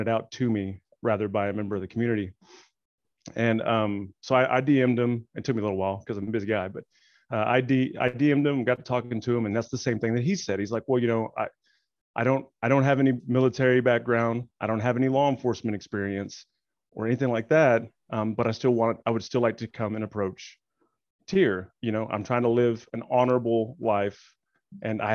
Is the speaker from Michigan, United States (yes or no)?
no; Arkansas, United States; accent: southern; now in Oklahoma, United States; I'm actually from Arkansas